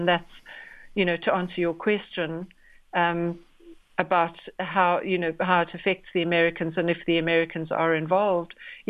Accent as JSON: {"language": "English", "country": "South Africa", "said": "even as a South African, I was unaware of the extent of captive lion breeding."}